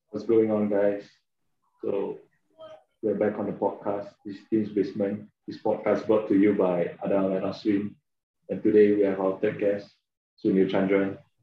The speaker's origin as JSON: {"language": "English", "country": "Malaysia", "tie": "born or raised there", "said": "we grew up in Malaysia."}